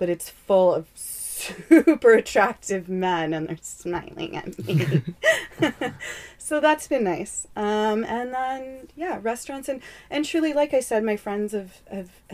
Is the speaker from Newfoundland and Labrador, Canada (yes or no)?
no; Calgary, Alberta, Canada; moved away as an adult; now in Calgary, Canada; I'm from Calgary